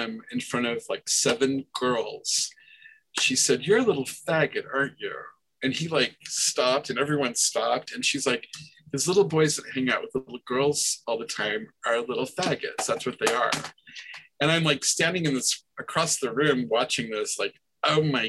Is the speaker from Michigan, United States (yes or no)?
no; Nebraska, United States; I'm from Nebraska